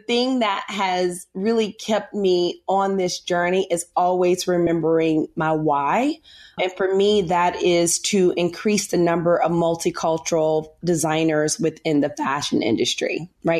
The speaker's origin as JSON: {"language": "English", "town": "Memphis", "region": "Tennessee", "country": "United States", "moved": "as an adult", "lives_now": "New York City, United States", "said": "I'm a Southern girl. I'm from Memphis, Tennessee. Live in New York now. Been in New York for, I think, 13 or 14 years"}